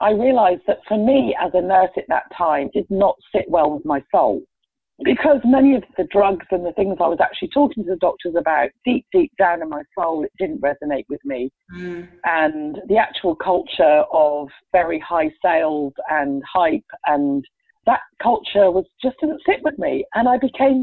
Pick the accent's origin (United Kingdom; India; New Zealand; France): United Kingdom; England; moved away as an adult; I was born in England